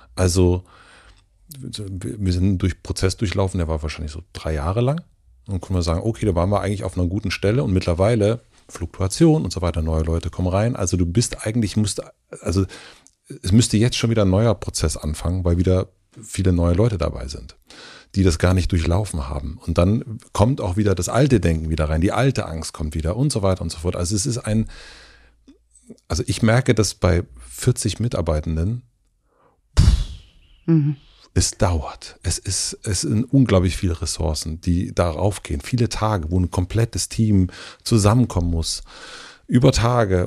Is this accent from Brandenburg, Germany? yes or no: yes; southern Brandenburg, Germany; moved away; ich komme ursprünglich aus Südbrandenburg